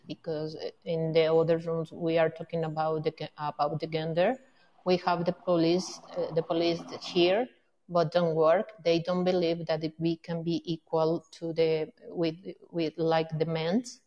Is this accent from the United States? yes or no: no; Mexico City, Mexico; I'm from Mexico City